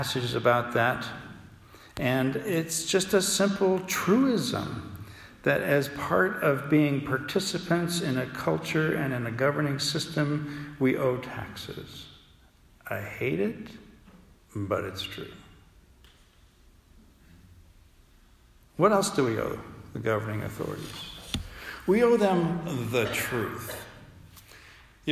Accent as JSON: {"language": "English", "country": "United States", "also_born_or_lived": "United Kingdom", "accent": "American", "said": "they knew I was an American"}